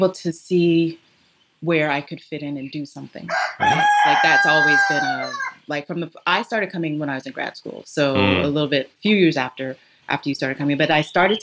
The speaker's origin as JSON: {"language": "English", "region": "Colorado", "country": "United States", "tie": "born or raised there", "said": "Born and raised in Colorado, lived most of my life in the U.S."}